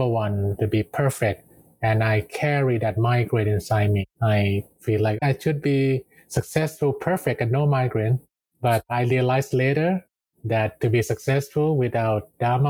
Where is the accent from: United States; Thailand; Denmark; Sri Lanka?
Thailand; I grew up in the neighbor towns of Bangkok, and my family actually run